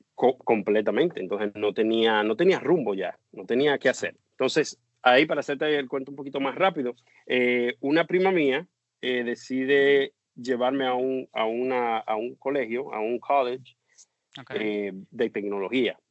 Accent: Dominican Republic; born or raised there; moved away as an adult; now in United States

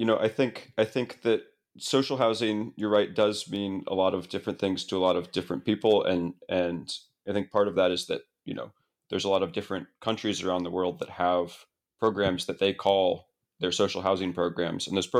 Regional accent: Columbus, Ohio, United States; I actually, I grew up in Columbus, Ohio.

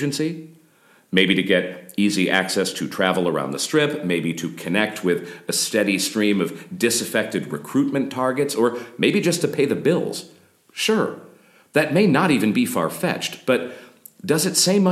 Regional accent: United States

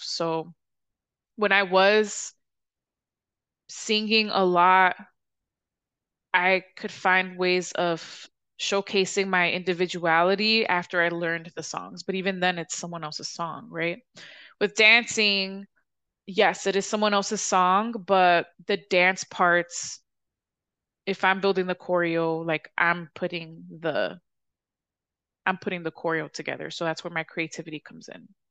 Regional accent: Chicago, Illinois, United States; I'm from the South Side

